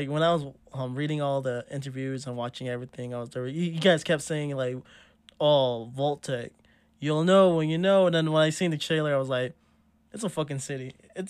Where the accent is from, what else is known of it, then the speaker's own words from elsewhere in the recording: New Mexico, United States; I'm from New Mexico